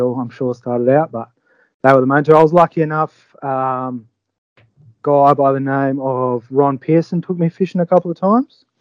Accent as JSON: {"language": "English", "town": "Albany", "region": "Western Australia", "country": "Australia", "moved": "as an adult", "lives_now": "Exmouth, Australia", "said": "from Albany originally, down in the south of WA"}